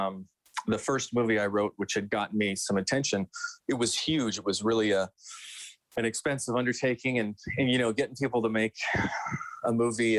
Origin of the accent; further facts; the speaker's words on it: St. Albert, Alberta, Canada; I'm from here. I grew up outside of Edmonton in St. Albert. So I'm born and bred.